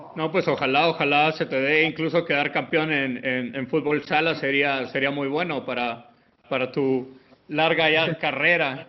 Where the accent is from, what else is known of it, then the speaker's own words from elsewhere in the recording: Guatemala; que soy guatemalteco